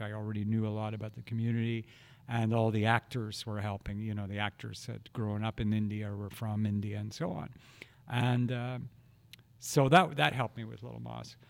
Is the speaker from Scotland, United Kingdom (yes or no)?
yes; Glasgow, Scotland, United Kingdom; moved away; growing up in Glasgow